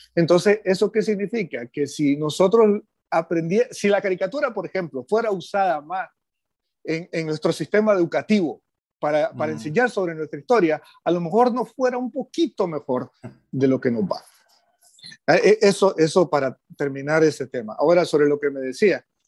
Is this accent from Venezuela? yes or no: no; Nicaragua; hemos tenido como sociedad nicaragüense